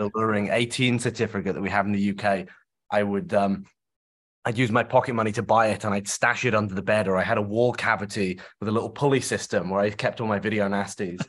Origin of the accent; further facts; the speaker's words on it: Shropshire, West Midlands, United Kingdom; I grew up in, I grew up in Shropshire in the, in the countryside